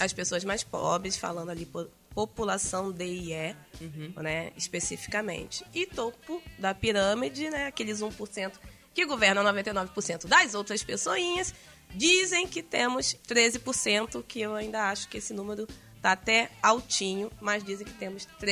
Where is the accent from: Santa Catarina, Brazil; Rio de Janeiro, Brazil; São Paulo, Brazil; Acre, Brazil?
Rio de Janeiro, Brazil; São Gonçalo; eu morava no, e fui criada no Jardim Catarina, que na época é a maior favela plana da América Latina